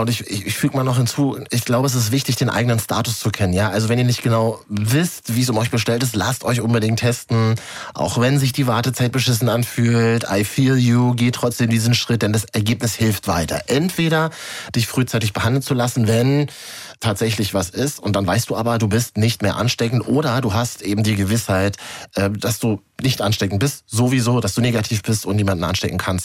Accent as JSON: {"language": "German", "region": "Berlin", "country": "Germany", "said": "als Berliner"}